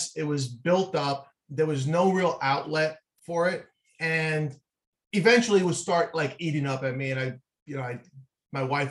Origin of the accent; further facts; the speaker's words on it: New York City, New York, United States; I grew up in Manhattan, in the city, not a lot of green space